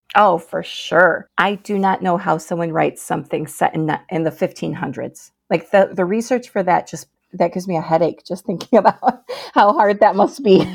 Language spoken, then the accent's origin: English; Michigan, United States; I'm a lifelong Michigander